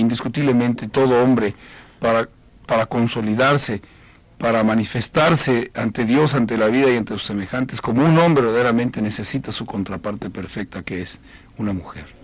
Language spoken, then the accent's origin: Spanish; Mexico; como decimos allá en México